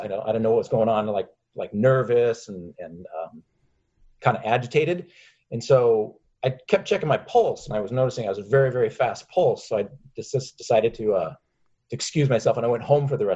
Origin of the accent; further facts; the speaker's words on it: Seattle, Washington, United States; We lived up in Seattle